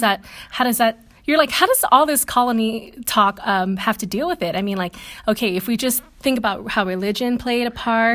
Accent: Guam; I come from Catholic country, which is Guam.

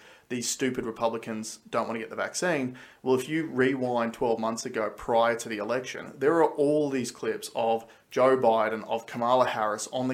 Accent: Australia; as Australian citizens

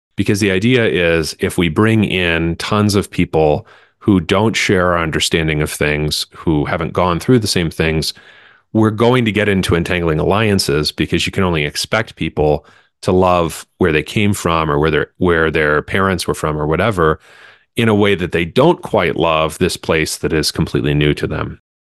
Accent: Central Pennsylvania, United States; And I'm from Central Pennsylvania

